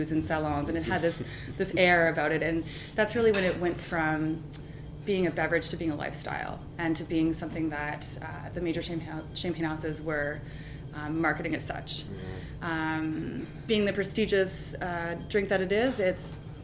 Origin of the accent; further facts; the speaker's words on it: Kitchener, Ontario, Canada; I'm Kitchener-Waterloo, born and raised